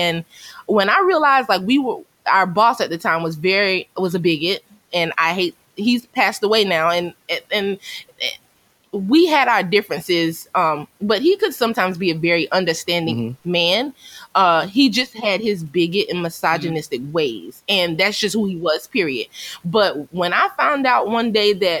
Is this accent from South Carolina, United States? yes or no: yes; Myrtle Beach, South Carolina, United States; I grew up in Myrtle Beach, so I had my share of Caucasians when I was in school there.